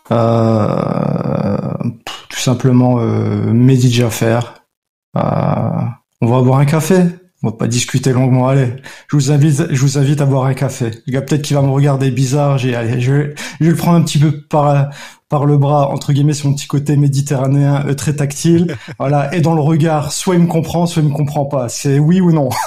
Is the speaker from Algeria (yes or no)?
yes; Algeria; moi, je suis algérienne.